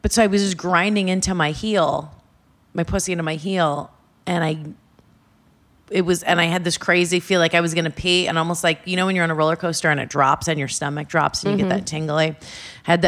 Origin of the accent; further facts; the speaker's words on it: Orange County, California, United States; moved away; also born or lived in New York; I grew up in Orange County, California